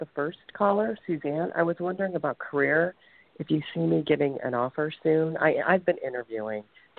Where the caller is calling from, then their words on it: Ohio, United States; I'm calling from the state of Ohio.